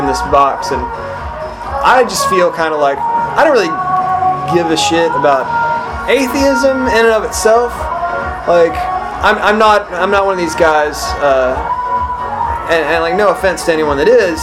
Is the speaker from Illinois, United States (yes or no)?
no; East Texas, United States; I grew up in East Texas